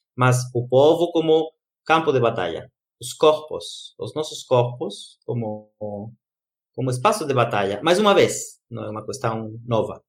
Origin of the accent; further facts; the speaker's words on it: Brazil; moved away; lá no Brasil, na minha da minha terra querida brasileira